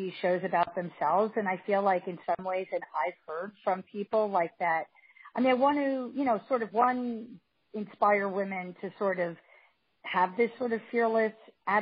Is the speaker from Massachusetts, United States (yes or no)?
no; Scarsdale, Westchester, New York, United States; moved away; also born or lived in Los Angeles; I grew up in Barzale in Westchester